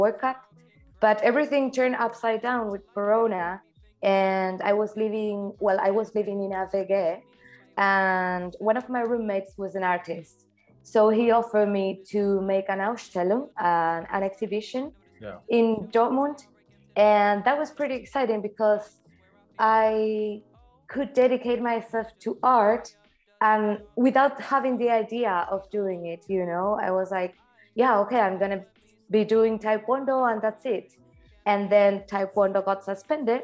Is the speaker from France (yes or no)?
no; Argentina; moved away; I'm an artist from Argentina.